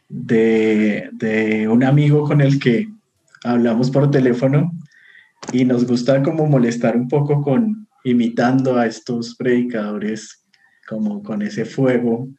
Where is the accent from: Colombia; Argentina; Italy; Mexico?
Colombia; Bogotá; yo soy de Bogotá, Colombia